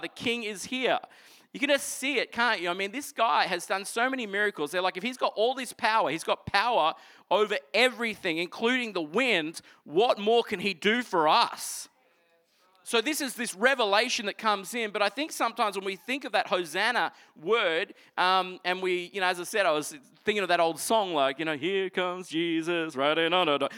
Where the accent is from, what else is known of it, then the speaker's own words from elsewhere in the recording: Toowoomba, Queensland, Australia; I grew up in Toowoomba